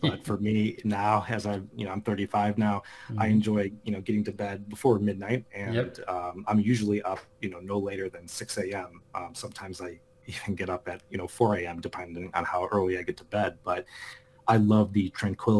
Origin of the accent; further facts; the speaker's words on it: Chicago, Illinois, United States; I'm calling in from Chicago, Illinois. And, you know, grown up here my entire life